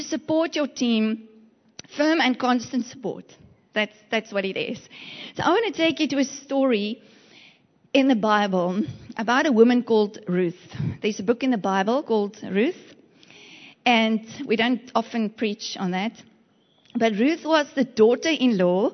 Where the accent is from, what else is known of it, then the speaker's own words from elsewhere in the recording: Western Cape, South Africa; moved away as an adult; now in East London, South Africa; When we arrived in East London, it was the funniest place ever for me, because we come from the Western Cape